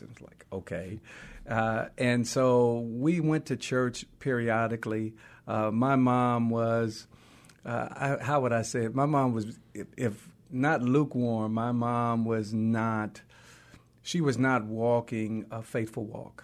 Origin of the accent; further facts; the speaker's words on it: Oakland, California, United States; also born or lived in Louisiana (parents' birthplace); we grew up in West Oakland for a little while, then we moved to East Oakland.